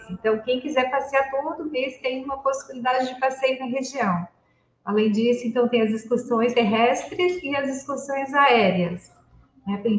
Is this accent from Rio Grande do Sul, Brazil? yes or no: no; Santa Catarina, Brazil; somos catarinenses